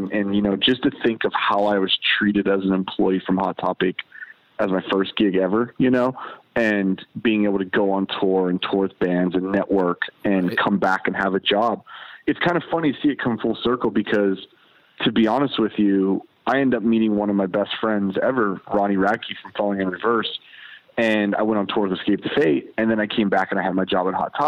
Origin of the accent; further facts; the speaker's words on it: Avella, Pennsylvania, United States; moved away; also born or lived in Pittsburgh, Pennsylvania; I'm originally from Pittsburgh, PA. I grew up in a small ass town, you know, probably like 35 minutes out of the city called Avella, Pennsylvania.